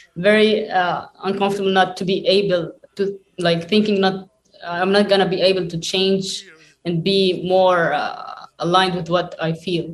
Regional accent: Lebanon; I was uh, born and raised in Lebanon, also like my parents.

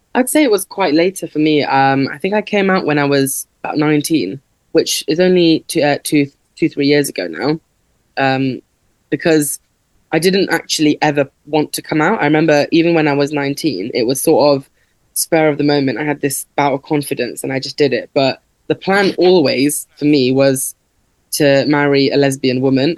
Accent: Leicester, East Midlands, United Kingdom; I grew up in Leicester, um, and there's a big South Asian population here

